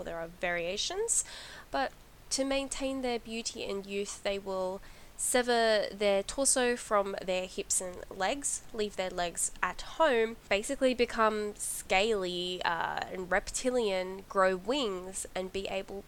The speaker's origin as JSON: {"language": "English", "country": "Australia", "tie": "born or raised there", "said": "I grew up in Australia"}